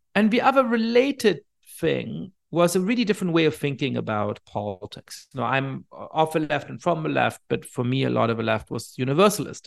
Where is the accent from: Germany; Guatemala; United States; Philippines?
Germany; I ended up growing up in Germany